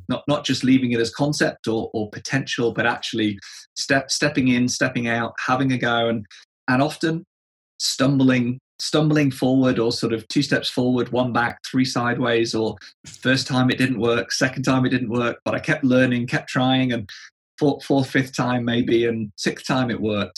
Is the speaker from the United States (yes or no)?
no; England, United Kingdom; Being an Englishman